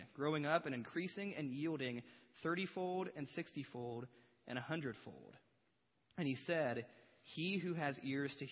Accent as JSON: {"language": "English", "town": "Batesville", "country": "United States", "said": "I'm from Batesville"}